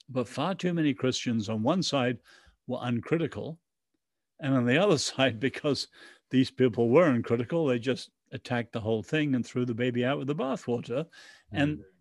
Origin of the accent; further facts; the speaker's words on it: Ireland; We are patriots. I'm an Irish and English patriot, but we got to love our countries